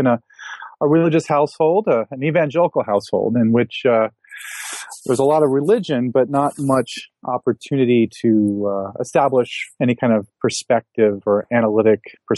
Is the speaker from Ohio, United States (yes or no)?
yes; Akron, Ohio, United States; and I grew up in Akron, outside of Akron, Ohio, in a kind of lower middle class family.